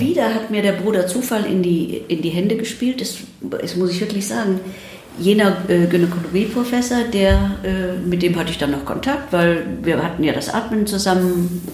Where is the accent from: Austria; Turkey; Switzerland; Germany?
Germany; Ruhr area, North Rhine-Westphalia; also born or lived in Krefeld / United States; ich bin 1947 geboren in Deutschland und bin dann bei meinem Großvater im Ruhrgebiet aufgewachsen